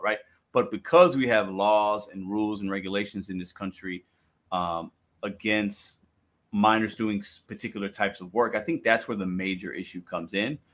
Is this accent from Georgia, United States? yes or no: no; Chicago, Illinois, United States; now in St. Louis, United States; I'm was born and raised in Chicago, and I live now in St. Louis